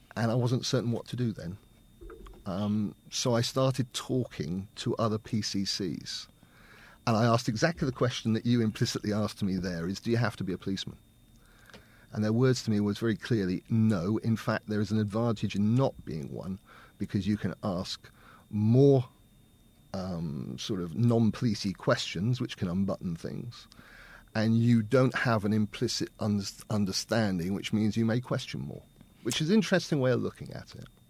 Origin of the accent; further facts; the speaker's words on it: Winton, United Kingdom; I'm from here. I was born and brought up in Winton. I've always lived here, apart from going to university